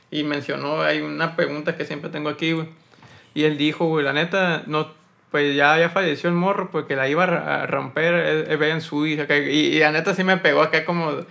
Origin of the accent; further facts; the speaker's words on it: Sonora, Mexico; also born or lived in Ciudad Obregón, Sonora; Soy de Obregón. Oh. Nacido en Obregón, pero pues toda la vida vivo aquí